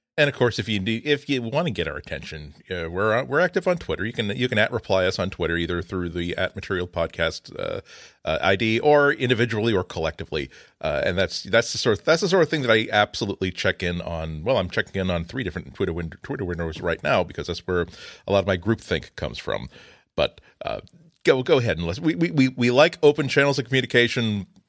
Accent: New England, United States; I grew up in New England

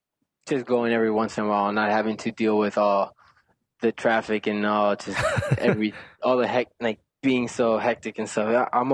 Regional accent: Alton, Texas, United States; moved away as an adult; now in New York, United States; I grew up in Texas.

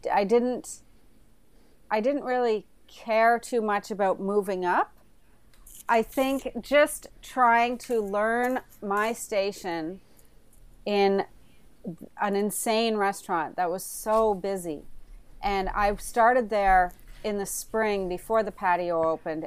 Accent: Prince Edward Island, Canada; also born or lived in Alert Bay, British Columbia / Vancouver; now in Toronto, Canada; I grew up in Prince Edward Island

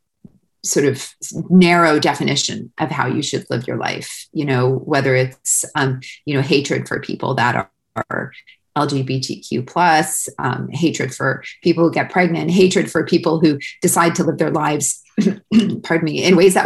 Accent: Winnipeg, Manitoba, Canada; moved away as an adult; also born or lived in London, Ontario; now in United States; I'm from Winnipeg

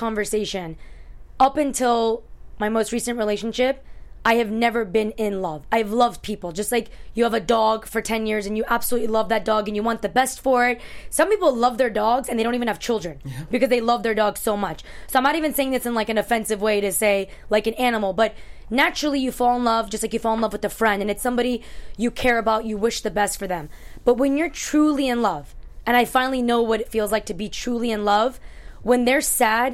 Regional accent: New York, United States; So I was born in New York, but my parents are from Afghanistan.

